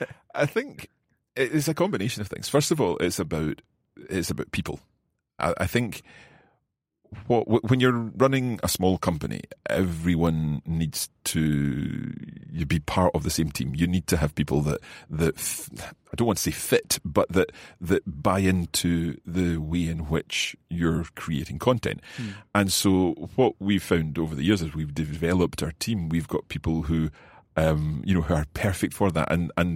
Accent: Scotland, United Kingdom; accent: Scottish; my Scottish accent, right. My English accent. I'm told that, and actually when I listen back to some of the earlier Coffee Break French and Spanish episodes, I was a wee bit more chuchtery, a wee bit more Scottish.

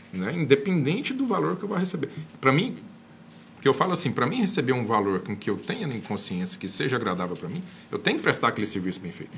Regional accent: Anápolis, Goiás, Brazil; eu sou de Anápolis

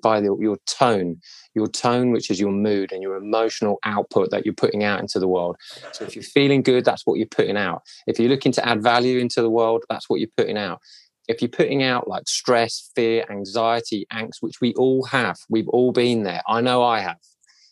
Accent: Cobham, South East England, United Kingdom; I grew up in Cobham in Surrey

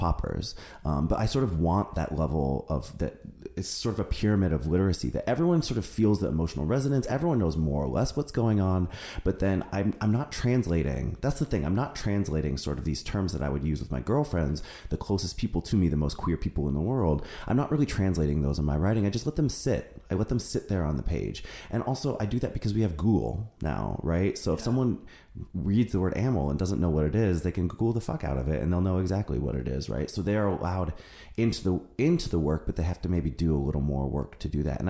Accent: Seattle, Washington, United States; moved away; my hometown in Seattle

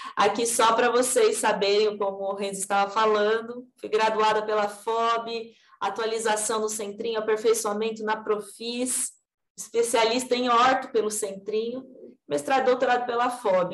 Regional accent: Assis, São Paulo, Brazil; moved away as an adult; now in Bauru, Brazil; Originalmente eu sou de São Paulo, mas eu fui criada em Assis, então eu sou do estado de São Paulo mesmo

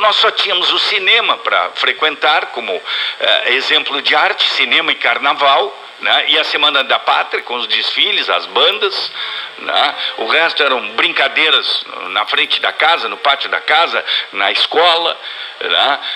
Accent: Brazil; fomos criados no Brasil

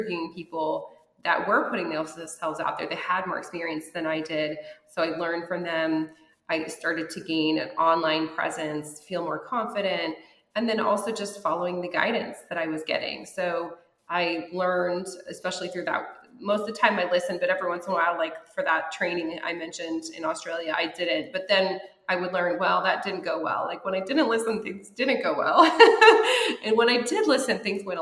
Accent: Lafayette, Colorado, United States; moved away as an adult; also born or lived in Denver; now in Los Angeles, United States; my hometown of Lafayette, Colorado, which is this tiny little town

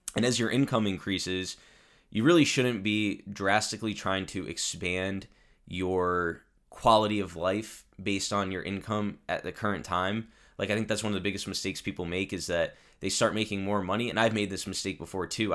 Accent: Connecticut, United States; also born or lived in Italy; my home state of Connecticut

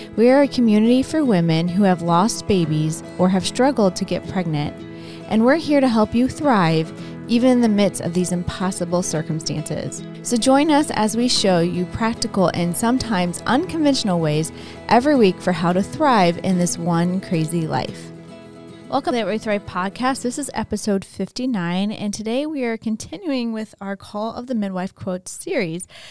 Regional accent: St. Louis, Missouri, United States; moved away; my husband and I uh, were born and raised in Saint Louis

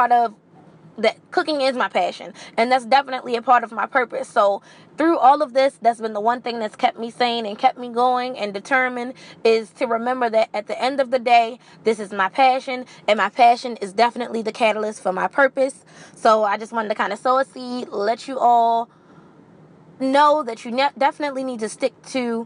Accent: Maryland, United States; I am literally born and bred in Marilyn.

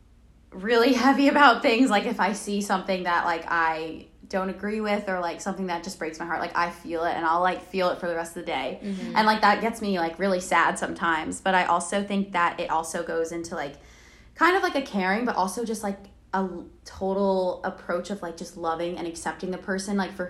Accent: New York, United States; moved away as an adult; now in South Carolina, United States; I am from New York. I'm like an hour north of New York City.

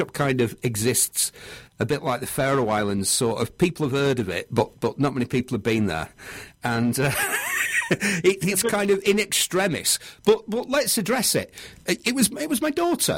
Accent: Manchester, North West England, United Kingdom; I'm from Manchester

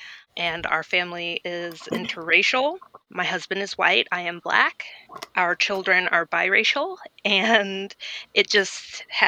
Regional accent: Greensboro, North Carolina, United States; I am from Greensboro, North Carolina.

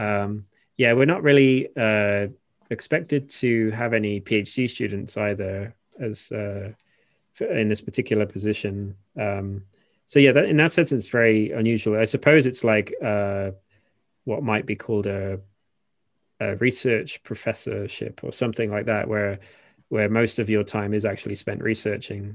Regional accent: Shropshire, West Midlands, United Kingdom; moved away as an adult; also born or lived in Wales; now in Japan; I'm literally from the Shire, um, Shropshire is where I'm from originally

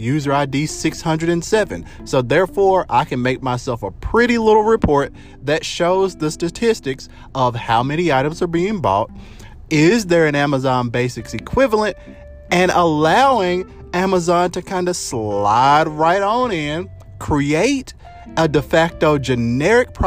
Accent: United States; us as American citizens

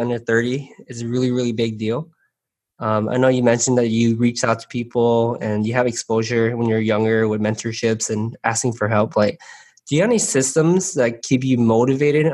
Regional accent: San Gabriel, California, United States; growing up in San Gabriel, like we're always very sheltered.

